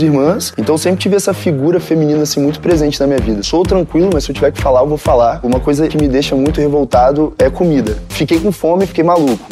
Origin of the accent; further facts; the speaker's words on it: Conduru, Espírito Santo, Brazil; eu fui criado em Conduru